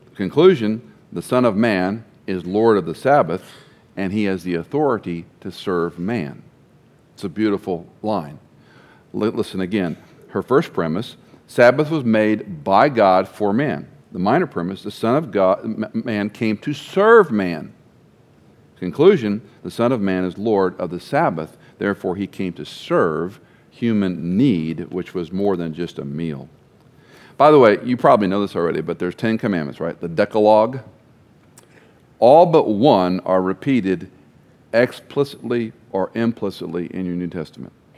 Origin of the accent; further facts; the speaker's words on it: Texas, United States; growing up in Texas